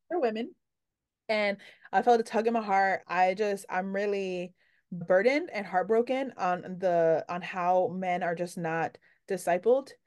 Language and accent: English; New York City, New York, United States; I'm from New York